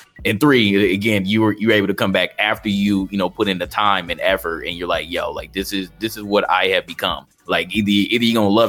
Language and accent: English; St. Louis, Missouri, United States; I'm from St. Louis.